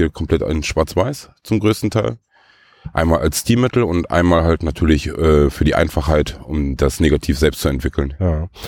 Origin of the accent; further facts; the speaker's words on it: Lippstadt, North Rhine-Westphalia, Germany; Ich selbst komme aus Lippstadt.